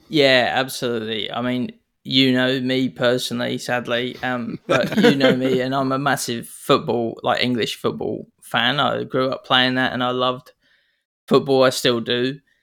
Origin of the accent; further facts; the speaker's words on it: New Zealand; accent: Kiwi; now in Sydney, Australia; I'm not from here. You can tell I've got an accent. I'm clearly Kiwi.